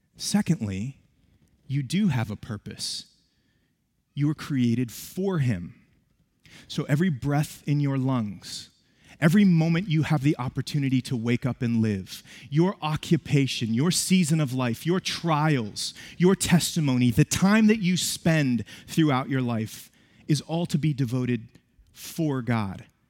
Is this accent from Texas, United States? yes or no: no; West Virginia, United States; moved away; I was born and raised in West Virginia.